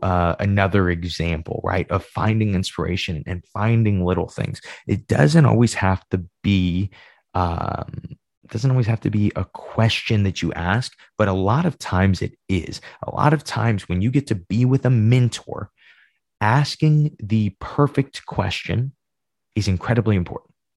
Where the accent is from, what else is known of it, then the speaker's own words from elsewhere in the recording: Midwest, United States; I'm Midwesterner